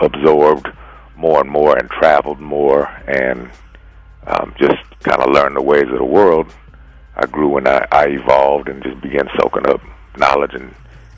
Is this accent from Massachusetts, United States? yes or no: no; San Francisco, California, United States; born and raised in San Francisco